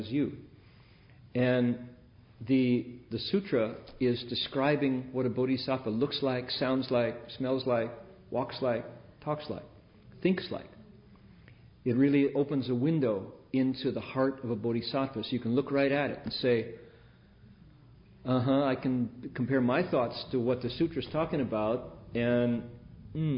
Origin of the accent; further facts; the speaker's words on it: Midwest, United States; as a kid growing up in the Midwest